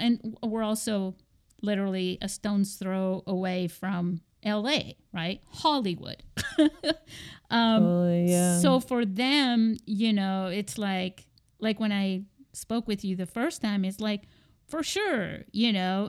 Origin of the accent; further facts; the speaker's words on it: Spain; Because, you know, when I was growing up in Spain...